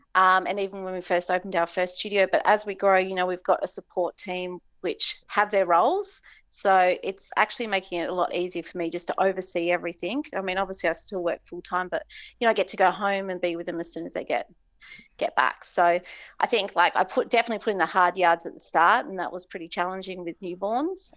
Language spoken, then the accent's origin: English; Hobart, Tasmania, Australia; also born or lived in Cayman Islands; now in Noosa, Australia; I grew up in Hobart